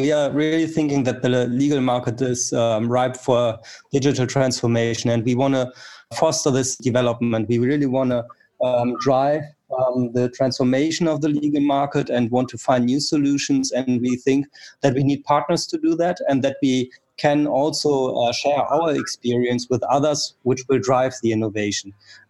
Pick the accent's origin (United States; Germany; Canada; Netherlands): Germany; Frankfurt, Hesse; From Frankfurt in Germany.